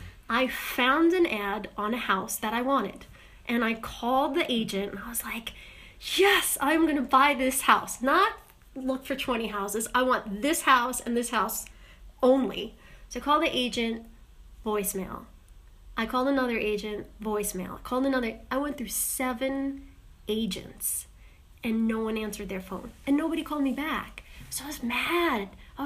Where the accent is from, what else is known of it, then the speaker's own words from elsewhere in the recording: New York, United States; I got stuck on a layover in Long Island, Huntington. Well, technically Hicksville, but then my last place of residency was Huntington.